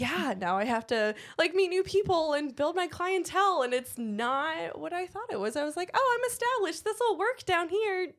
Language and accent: English; Cleveland, Ohio, United States; moved away; I was born and raised in Cleveland, same with my husband